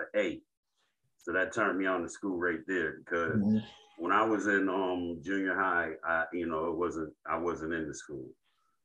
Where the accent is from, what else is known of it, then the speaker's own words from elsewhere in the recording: Rochester, New York, United States; I'm from Rochester, New York. I'm from the West Side, and I'm from some streets called Jefferson and Bartlett. This is where I grew up